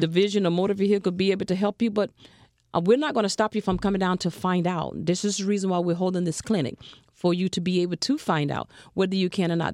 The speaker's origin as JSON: {"language": "English", "region": "Alabama", "country": "United States", "tie": "born or raised there", "moved": "yes", "lives_now": "Broward County, United States", "said": "I'm a Southern girl"}